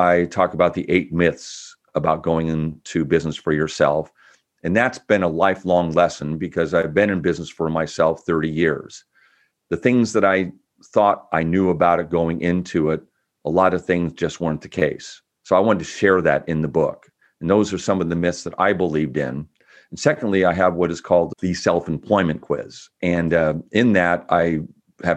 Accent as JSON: {"language": "English", "town": "Bellevue", "region": "Washington", "country": "United States", "tie": "born or raised there", "also_born_or_lived": "Olympia", "lives_now": "West Seattle, United States", "said": "when I was like 9 years old, we were living in Bellevue"}